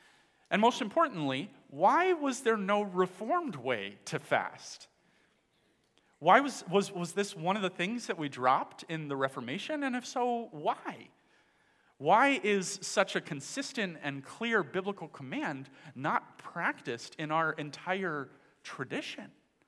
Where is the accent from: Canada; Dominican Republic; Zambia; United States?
Dominican Republic; moved away; I grew up in the Dominican Republic, where my parents were missionaries.